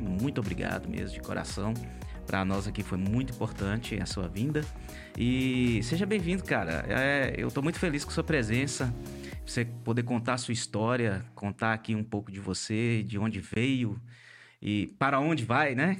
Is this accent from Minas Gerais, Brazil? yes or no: yes; Montes Claros, Minas Gerais, Brazil; nós somos aqui do norte de Minas Gerais, de Montes Claros